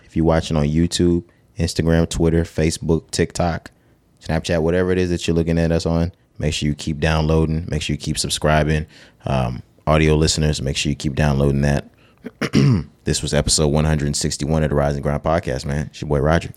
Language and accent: English; the South, United States; we're from the South